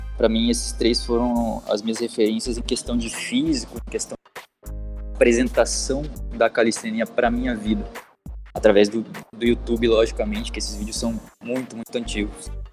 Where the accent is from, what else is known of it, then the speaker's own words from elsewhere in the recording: Curitiba, Paraná, Brazil; moved away as an adult; now in Australia; eu sou natural de Curitiba, no Paraná. Atualmente eu estou morando aqui na Austrália por um ano